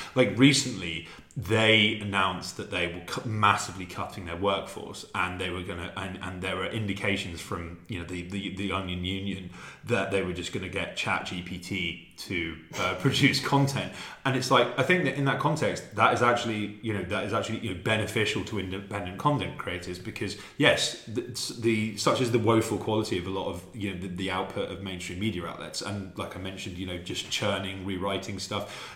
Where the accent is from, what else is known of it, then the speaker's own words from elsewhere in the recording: London, United Kingdom; moved away as an adult; now in Serbia; I was born in London. I lived there for thirty years